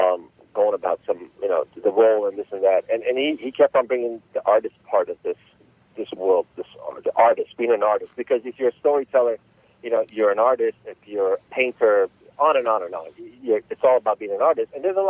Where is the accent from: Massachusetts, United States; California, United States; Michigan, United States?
California, United States; Los Angeles; So I grew up in Los Angeles, California, since about 1983. My parents immigrated to the States back in the early 80s, and that's where I grew up.